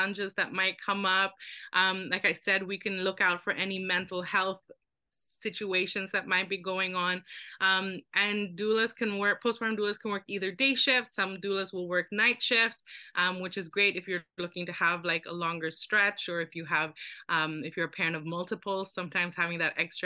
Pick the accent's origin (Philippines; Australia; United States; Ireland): Philippines; now in Canada; I grew up in the Philippines.